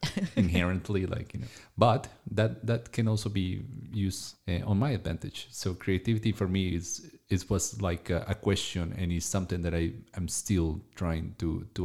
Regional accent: Colombia; I am from Colombia.

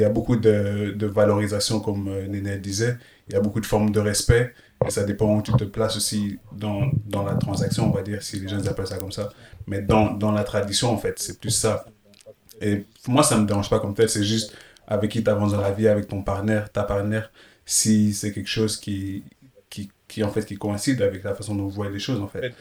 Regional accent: Belgium; j'ai grandi en Belgique

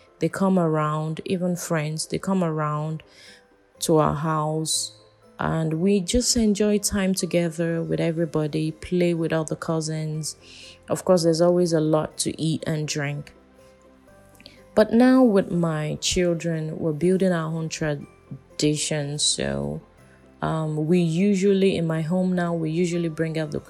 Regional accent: Nigeria; I'm from Nigeria

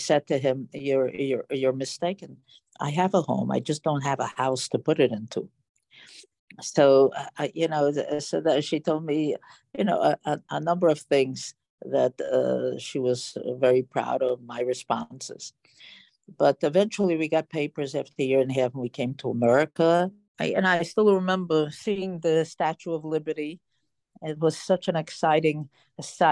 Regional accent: Romania; now in Milwaukee, United States; I was born in Romania during the war

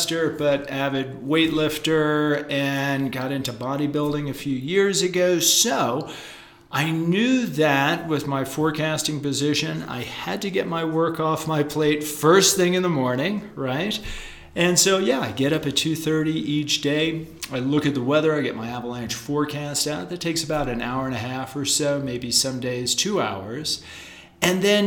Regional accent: East Coast, United States; moved away; I grew up on the East Coast as a surfer and as a skier

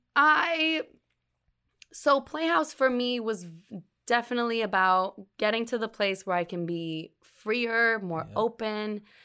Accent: New York City, New York, United States; I'm from Brooklyn

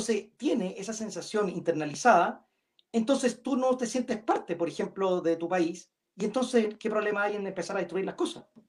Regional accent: Chile; somos todos chilenos

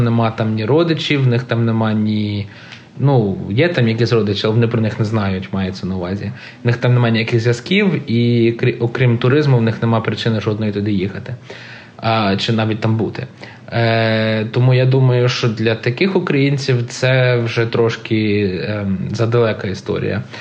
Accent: Canada; Я народився в Канаді. Я не можу скрити факт, що я канадець

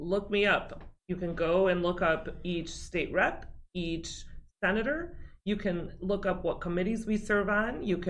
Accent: West Chicago, Illinois, United States; Born and raised in West Chicago. Still live right there in West Chicago

